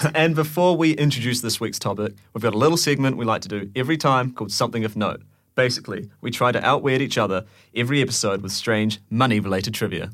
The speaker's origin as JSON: {"language": "English", "country": "New Zealand", "moved": "yes", "said": "I'm from New Zealand"}